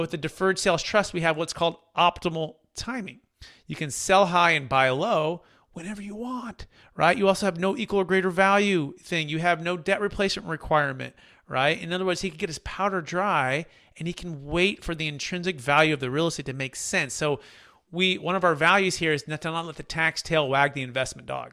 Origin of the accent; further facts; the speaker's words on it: California, United States; I'm a native from California